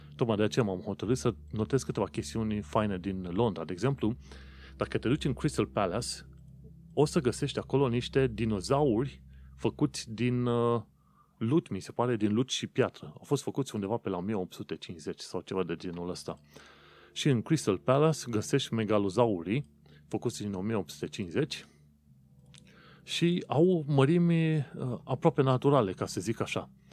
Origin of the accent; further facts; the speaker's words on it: Romania; now in London, United Kingdom; vin din România